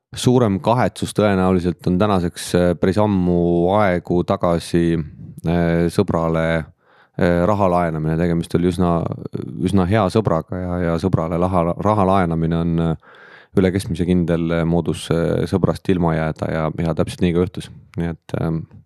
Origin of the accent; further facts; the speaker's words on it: Lääne-Viru County, Estonia; moved away as an adult; now in Tallinn, Estonia; tulen äh, algselt Lääne-Virumaalt, nüüd siis töö tõttu Tallinnast juba üle kahekümne viie aasta